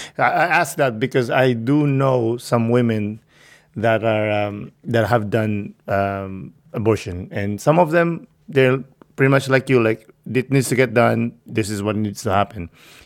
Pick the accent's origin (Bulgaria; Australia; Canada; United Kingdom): Canada; I mean, I'm from Canada. We have socialized healthcare.